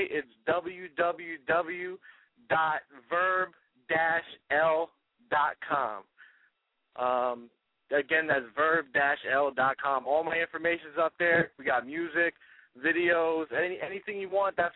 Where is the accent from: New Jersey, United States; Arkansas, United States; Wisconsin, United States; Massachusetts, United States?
New Jersey, United States; Well, you know, growing up, uh, I'm actually from North Jersey, so uh, I grew up around hip hop.